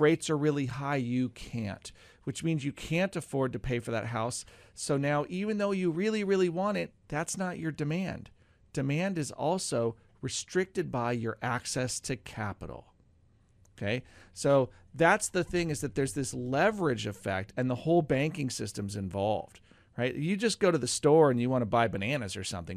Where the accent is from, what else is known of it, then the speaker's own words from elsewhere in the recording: Oregon, United States; moved away as an adult; also born or lived in North Carolina; now in Roseburg, United States; I grew up in Oregon, but I'd gone to North Carolina and had been seven years out there